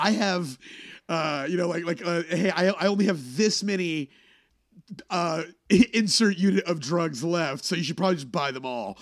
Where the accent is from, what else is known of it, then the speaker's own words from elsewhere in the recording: Texas, United States; moved away as an adult; also born or lived in Boston; when I first flew back to, back to Texas, I did a show at my hometown